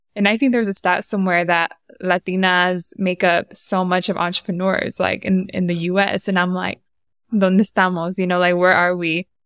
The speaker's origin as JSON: {"language": "English", "town": "San Diego", "region": "California", "country": "United States", "tie": "born or raised there", "moved": "as an adult", "lives_now": "Bay Area, United States", "said": "I was born and raised in Southeast San Diego"}